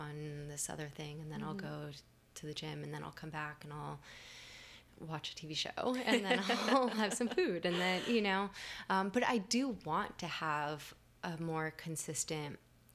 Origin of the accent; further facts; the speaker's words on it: Miami, Florida, United States; I'm from Miami